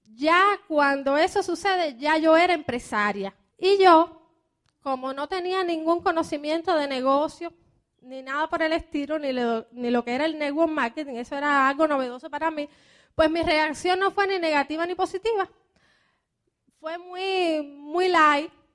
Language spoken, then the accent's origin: Spanish; Cuba; moved away as an adult; also born or lived in Miami, United States; now in United States; como buena cubana